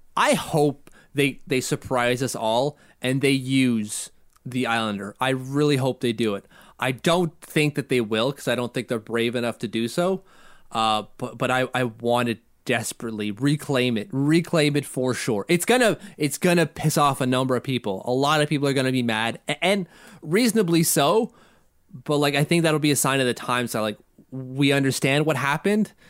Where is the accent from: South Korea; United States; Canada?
Canada; Ottawa, Ontario; He's from my hometown